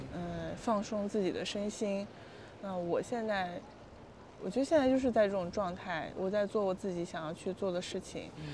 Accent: Panzhihua, Sichuan, China; moved away as an adult; also born or lived in Chongqing; now in Shanghai, China; 我的老家，我老家在重庆嗯，那我在重庆其实待的时间就并不多嗯，然后我长大，成长是在四川嗯，攀枝花嗯，哦，对，然后在那个地方就是现在我家已经不住在那儿了

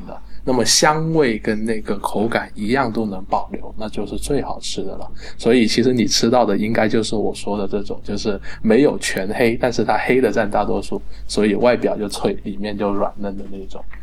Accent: Guangdong, China; 咱们广东人比较亲切直接嘛

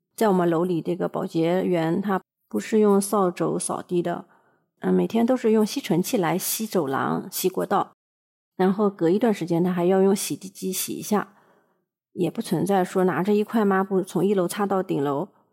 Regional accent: China; now in Japan; 我们中国人

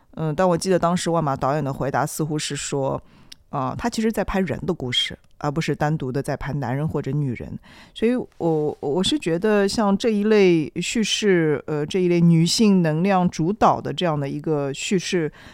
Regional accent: Shanghai, China; 我们上海人

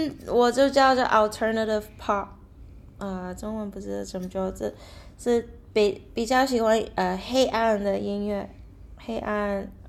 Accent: Macau; also born or lived in New York / Myanmar; now in United States; 我在纽约出生的，但是我就呃一出生就回去澳门，然后在缅甸也住过五年，然后呃高中才回去纽约，然后就在在美国那边住。

